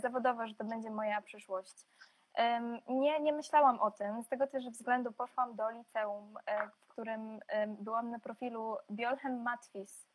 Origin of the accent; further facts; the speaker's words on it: Poland; moved away as an adult; also born or lived in Belarus / Warsaw; now in London, United Kingdom; z pochodzenia Białorusinką, urodziłam się na Białorusi, ale całe swoje życie mieszkam w Polsce